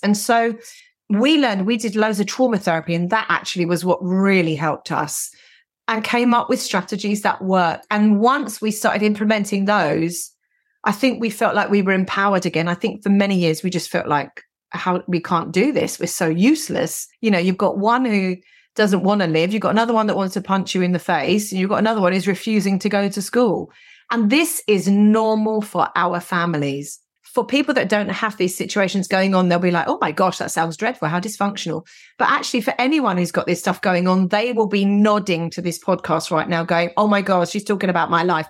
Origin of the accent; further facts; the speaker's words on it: London, United Kingdom; I grew up in North London, i, in the sixties and seventies